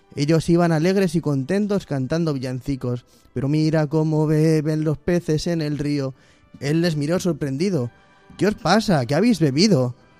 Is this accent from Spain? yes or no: yes; Móstoles, Community of Madrid, Spain; yo soy de Móstoles